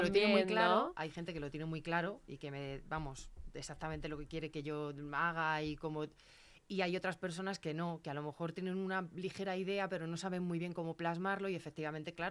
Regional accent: Leganés, Community of Madrid, Spain; conozco. Pues lo mismo, se llama Mar. yo soy de Zarza

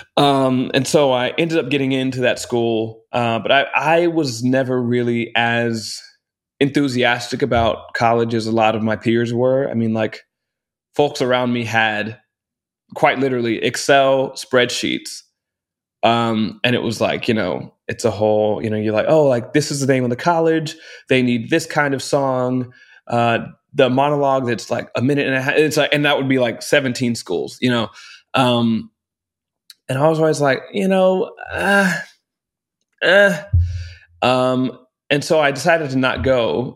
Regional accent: Round Rock, Texas, United States; moved away; also born or lived in Austin, Texas; grew up in Round Rock, Texas

